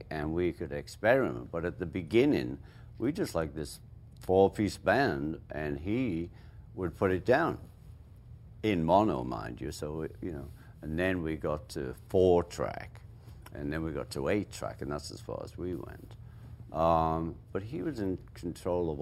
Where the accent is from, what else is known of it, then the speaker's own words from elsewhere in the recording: England, United Kingdom; We're English